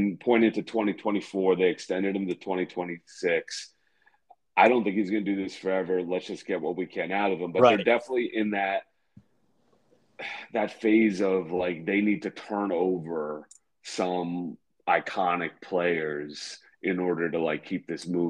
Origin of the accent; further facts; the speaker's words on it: New Jersey, United States; I'm an American in New Jersey